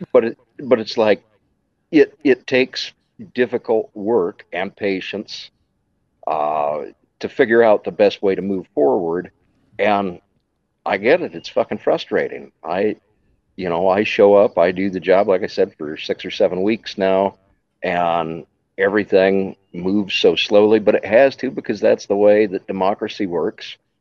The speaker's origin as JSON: {"language": "English", "region": "Wyoming", "country": "United States", "moved": "yes", "lives_now": "Johnson County, Iowa, United States", "said": "I'm originally from Wyoming."}